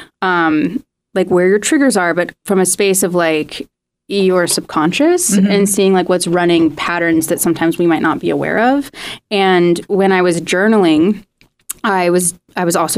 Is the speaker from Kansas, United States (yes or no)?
no; Missouri, United States; now in Los Angeles, United States; originally I'm from Missouri